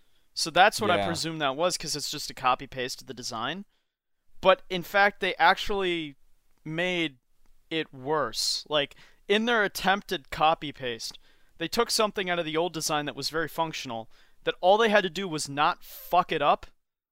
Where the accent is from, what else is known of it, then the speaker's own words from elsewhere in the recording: United Kingdom; I'm a British weirdo that works for GW